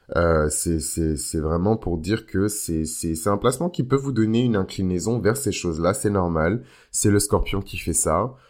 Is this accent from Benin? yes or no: yes; Benin; moi par exemple je viens du Bénin